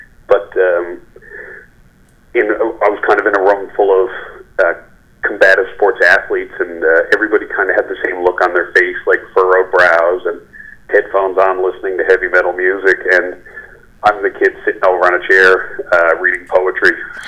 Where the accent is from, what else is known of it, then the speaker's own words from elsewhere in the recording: Spaniard's Bay, Newfoundland and Labrador, Canada; now in St. John's, Canada; My father opened up in Spaniards Bay in 1978, and that's my hometown.